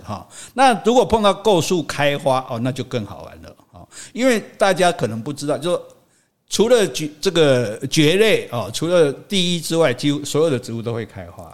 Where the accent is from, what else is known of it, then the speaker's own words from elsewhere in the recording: Taiwan; 我们台湾人对吃，就很爱吃